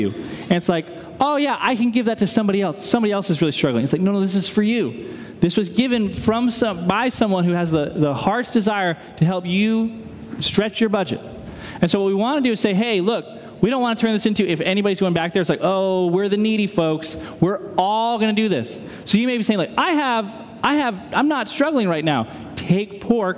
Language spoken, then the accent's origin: English; New England, United States; now in Midwest, United States; I'm a New Englander who's lived in the Midwest